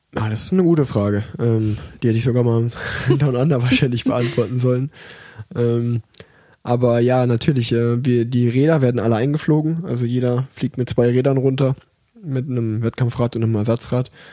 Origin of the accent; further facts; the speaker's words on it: Erfurt, Thuringia, Germany; ich bin ja auf der Erfurter Sportschule groß geworden